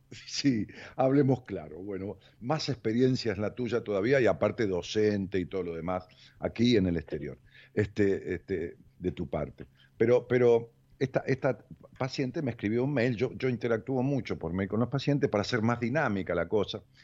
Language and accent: Spanish; Ramos Mejía, Buenos Aires Province, Argentina; de, allá de mi pueblo, de Ramos Mejía